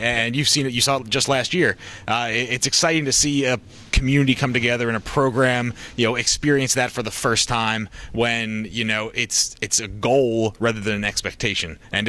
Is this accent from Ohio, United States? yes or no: yes; Cincinnati, Ohio, United States; my hometown of Cincinnati, Ohio.